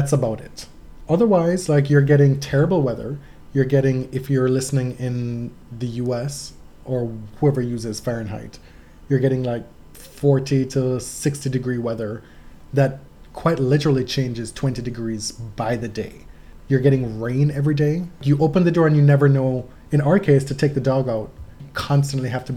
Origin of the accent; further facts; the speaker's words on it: Jamaica; moved away; I grew up in Jamaica.